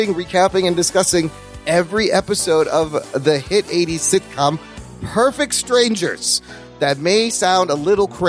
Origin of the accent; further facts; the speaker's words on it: Chicago, Illinois, United States; We grew up in Chicago.